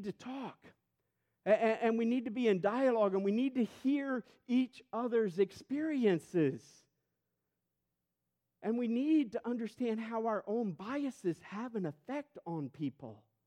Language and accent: English; St. Louis, Missouri, United States; moved away; I'm white and I'm from St. Louis